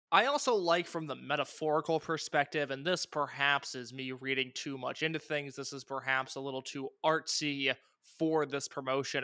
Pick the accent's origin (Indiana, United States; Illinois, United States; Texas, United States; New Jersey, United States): Indiana, United States; I'm from Indiana